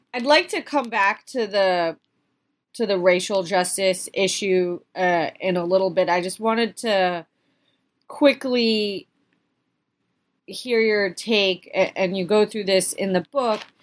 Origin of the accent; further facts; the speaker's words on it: Philadelphia, Pennsylvania, United States; I'm from the Philadelphia area